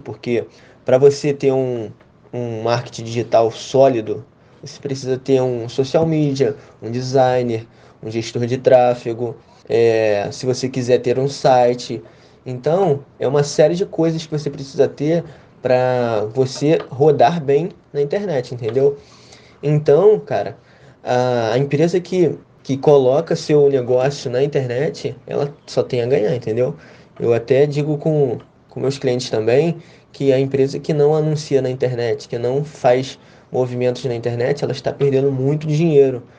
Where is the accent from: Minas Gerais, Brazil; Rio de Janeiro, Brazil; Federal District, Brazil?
Rio de Janeiro, Brazil; eu tenho 20 anos, sou do Rio de Janeiro.